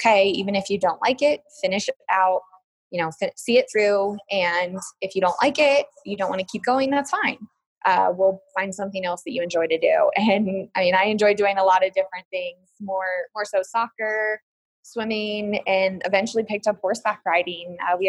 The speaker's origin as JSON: {"language": "English", "region": "Colorado", "country": "United States", "tie": "born or raised there", "said": "So, I mean, just growing up in Colorado, very active as a family growing up, I'm very fortunate."}